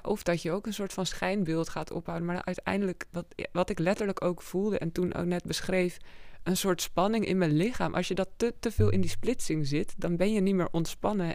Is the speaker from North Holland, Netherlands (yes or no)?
yes; Amsterdam, North Holland, Netherlands; kom uit Amsterdam. Woon daar al sinds mijn vierde. Dus daar opgegroeid.